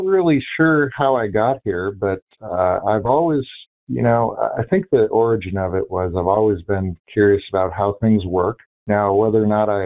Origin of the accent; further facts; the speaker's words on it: Bainbridge Island, Washington, United States; moved away as an adult; I grew up in a town called Bainbridge Island. It's in Washington State, just outside of Seattle